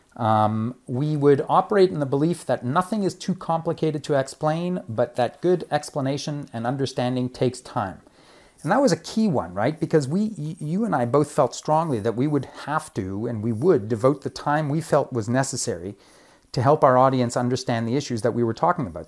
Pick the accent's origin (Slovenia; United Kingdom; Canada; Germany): Canada; Montreal, Quebec; moved away as an adult; now in Toronto, Canada; I came from Montreal, but I came to Toronto in the late 80s uh, to study philosophy and classics at U of T